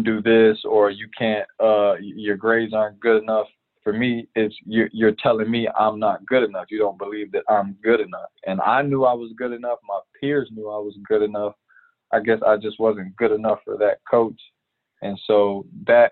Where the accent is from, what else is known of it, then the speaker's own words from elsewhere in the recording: Chicago, Illinois, United States; growing up in Chicago, I actually played baseball as my primary